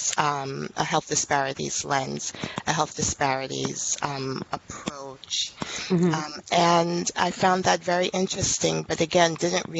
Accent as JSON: {"language": "English", "town": "New York City", "region": "New York", "country": "United States", "tie": "born or raised there", "said": "I'm actually a native New Yorker. Born and raised in Brooklyn"}